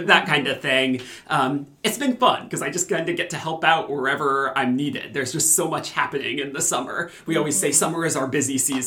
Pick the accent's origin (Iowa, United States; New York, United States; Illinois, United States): Iowa, United States; Ames; I grew up in Ames and was at the Ames Public Library a lot